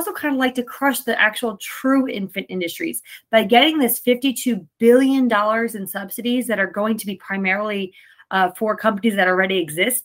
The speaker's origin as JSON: {"language": "English", "region": "New Jersey", "country": "United States", "tie": "born or raised there", "said": "my home state"}